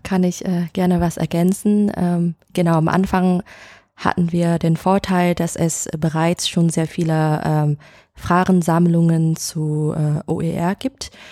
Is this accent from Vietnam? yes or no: yes; Hanoi, Vietnam; German is a second language; moved away as an adult; now in Hamburg, Germany; ich komme aus Vietnam, aus Hanoi. Und nach dem Abitur in Vietnam äh, bin ich nach Deutschland fürs Studium gegangen